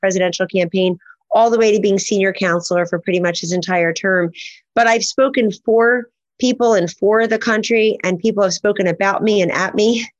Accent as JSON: {"language": "English", "town": "Hollywood", "region": "Florida", "country": "United States", "tie": "born or raised there", "said": "We had a tiny little bungalow in Hollywood, Florida on McKinley Street growing up in Florida."}